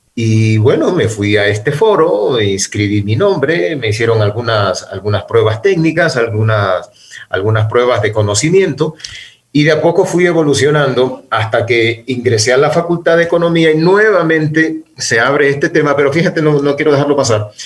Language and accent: Spanish; Quevedo, Los Ríos, Ecuador; moved away as an adult; also born or lived in Guayaquil; now in Quito, Ecuador; yo nací en Guayaquil, luego por, por, motivos familiares tuvimos que trasladarnos a Quevedo, donde yo hice mi escuela primaria y el colegio